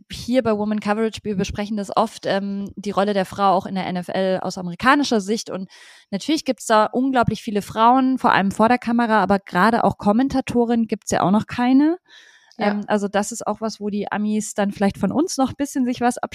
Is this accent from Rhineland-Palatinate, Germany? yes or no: no; Munich, Bavaria, Germany; Also ich finde, es ist einfach ein Team, die zumindest in München, ich bin ja auch ursprünglich aus München